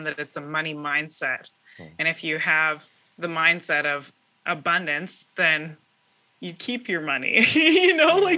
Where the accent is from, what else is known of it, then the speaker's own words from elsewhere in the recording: southern British Columbia, Canada; I am from Pell River, BC